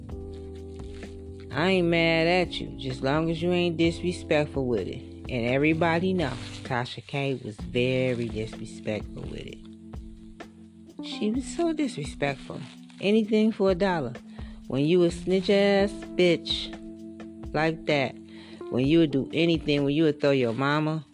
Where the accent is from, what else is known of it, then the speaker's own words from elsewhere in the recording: United States; I think us as African American women, foundational black women